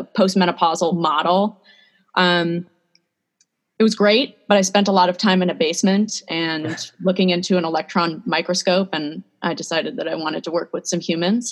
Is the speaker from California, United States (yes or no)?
yes; San Diego, California, United States; moved away as an adult; also born or lived in Seattle, Washington; now in State College, United States; I'm originally from San Diego